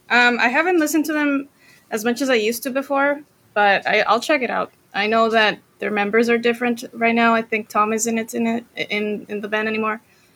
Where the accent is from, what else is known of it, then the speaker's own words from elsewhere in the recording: Costa Rica; So after that, Costa Rica, went back to like my hometown in Costa Rica. That was high school.